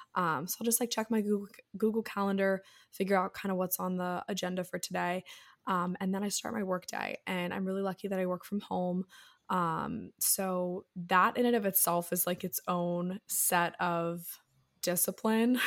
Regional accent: Annapolis, Maryland, United States; I'm from Annapolis

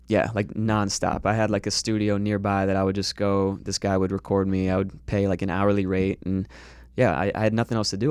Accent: Fort Lauderdale, Florida, United States; moved away as an adult; now in Los Angeles, United States; I grew up in Florida.

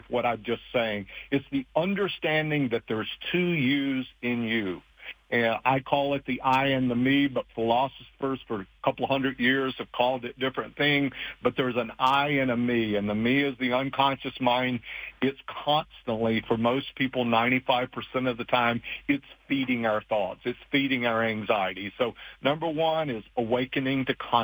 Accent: Appalachian Mountains, United States; moved away; I grew up very poor in the Appalachian Mountains.

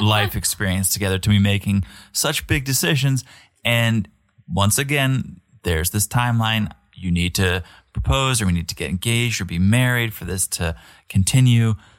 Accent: United States

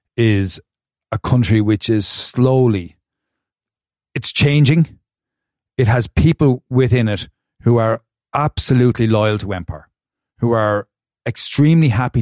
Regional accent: Galway, Connacht, Ireland; I am from Galway.

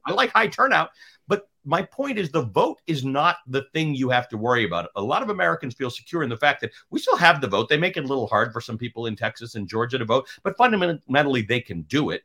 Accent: Canada; now in United States; I'm Canadian

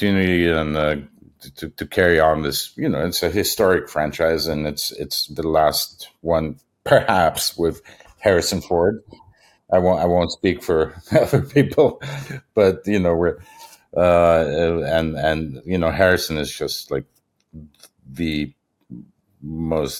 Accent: Germany; moved away; I was probably in high school in Germany

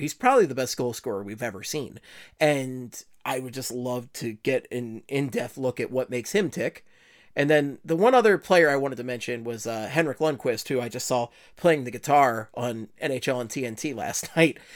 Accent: Philadelphia, Pennsylvania, United States; accent: Philly; my Philly accent

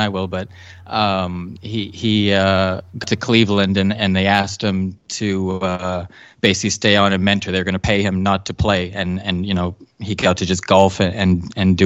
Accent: Canada; I played hockey as is legal law in Canada until I was 16 or 17.

